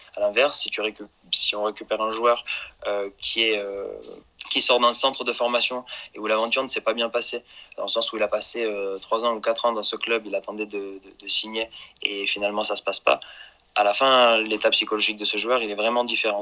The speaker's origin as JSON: {"language": "French", "town": "Marseille", "region": "Provence-Alpes-Côte d'Azur", "country": "France", "said": "je suis issu de Marseille"}